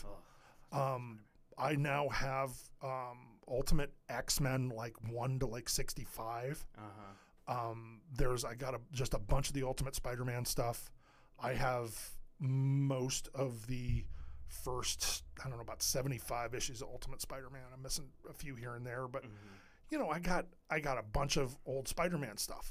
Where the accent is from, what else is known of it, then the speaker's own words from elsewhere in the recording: Edinboro, Pennsylvania, United States; I grew up in Edinburgh